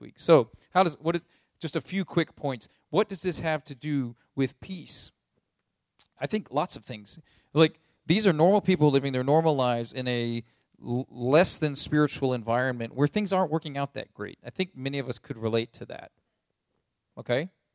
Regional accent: United States; as American people

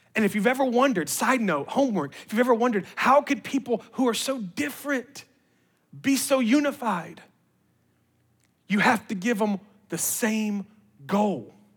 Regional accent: Memphis, Tennessee, United States; we're from Memphis

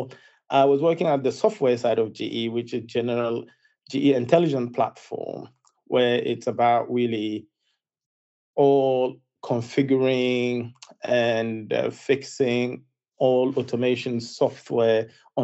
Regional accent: Zinder, Zinder Region, Niger; moved away as an adult; I was born in West Africa in a place called Zindia, in a country called Niger

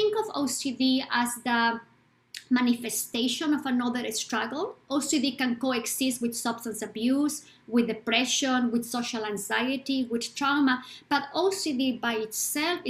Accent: Bolivia; I am from Bolivia, South America.

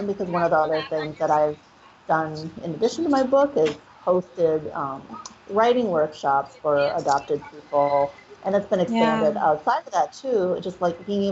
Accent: Minnesota, United States; now in Los Angeles, United States; I grew up in Minnesota

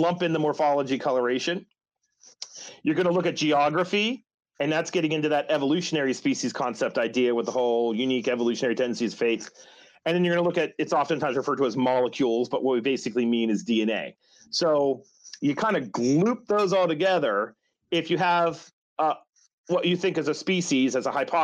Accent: West Virginia, United States; West Virginia, I can talk about my home state here

